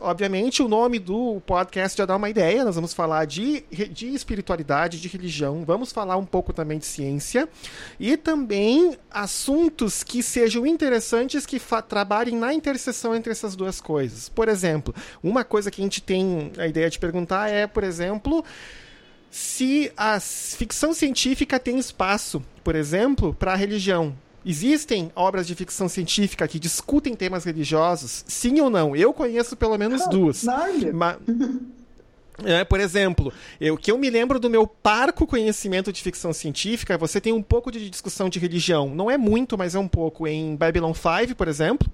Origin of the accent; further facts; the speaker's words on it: Porto Alegre, Rio Grande do Sul, Brazil; moved away as an adult; now in Rio de Janeiro, Brazil; Eu nasci em Porto Alegre, vivi quase 28 anos da minha vida lá e vim aqui morar no Rio de Janeiro por questões de trabalho